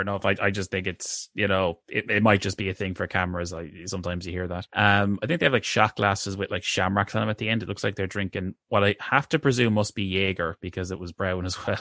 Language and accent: English; Ireland; green is sort of seen as our national colour